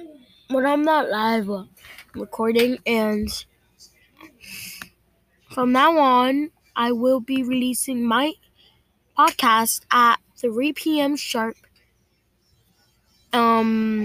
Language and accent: English; New York City, New York, United States; also born or lived in Dominican Republic; I grew up actually in the Bronx and in Dominican Republic a little bit, because that's where my parents are from